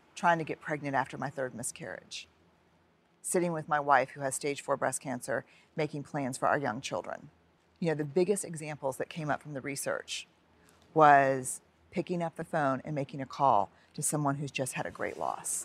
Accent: New Orleans, Louisiana, United States; raised Catholic mm-hmm. because I went to Catholic schools in New Orleans

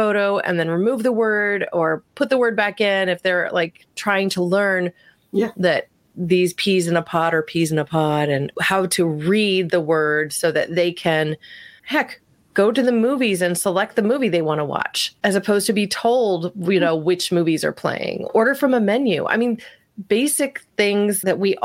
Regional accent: Medford, Oregon, United States; growing up in Southern Oregon in this small town of Medford

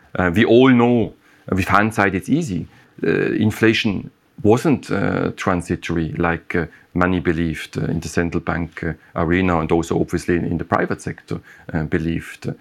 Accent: Switzerland; my home country

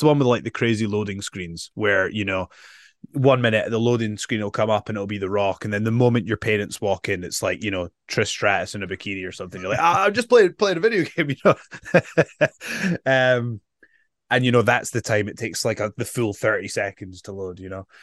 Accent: Edinburgh, Scotland, United Kingdom; I'm from Edinburgh, Scotland

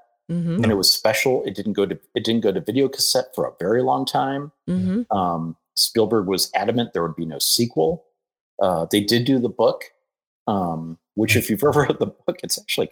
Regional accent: Ohio, United States; growing up in Blinkern, Ohio

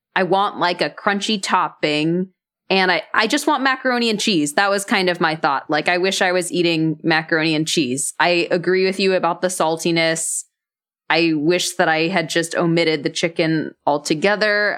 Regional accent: Dallas, Texas, United States; I grew up in Dallas, Texas.

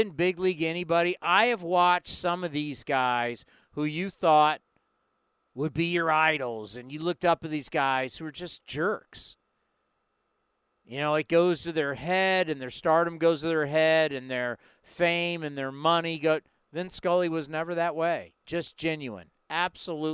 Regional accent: Southern California, United States; I grew up in Southern California

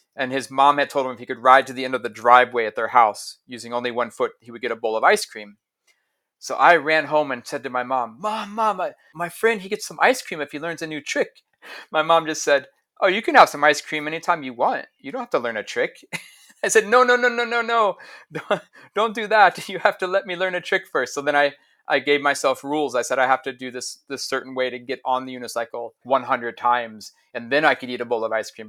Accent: Ohio, United States; moved away; also born or lived in Stockholm, Sweden; I grew up in Ohio

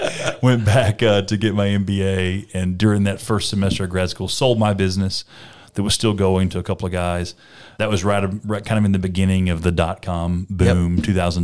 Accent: Alabama, United States; had built a pretty sizable cattle business in my hometown. So, again, small town Alabama

